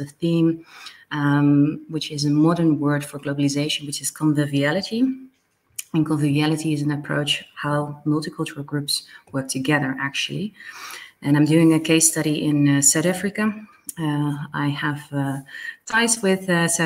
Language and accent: English; Netherlands; also born or lived in Belgium / France / Belize / Sweden; I'm originally from the Netherlands, born and raised here